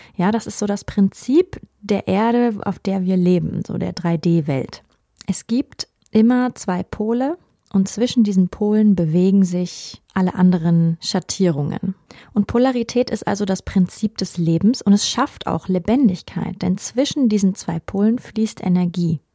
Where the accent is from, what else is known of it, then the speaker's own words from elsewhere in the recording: Germany; bei uns in Deutschland